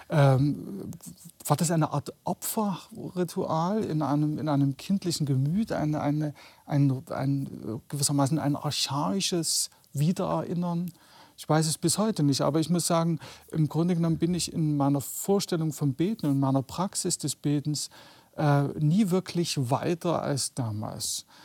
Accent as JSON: {"language": "German", "region": "East Germany", "country": "Germany", "tie": "born or raised there", "said": "ich bin ja in der DDR groß geworden in einer Familie ohne, ohne religiöse Bindung, äh, ohne jeden Bezug zur, zur religiösen Tradition"}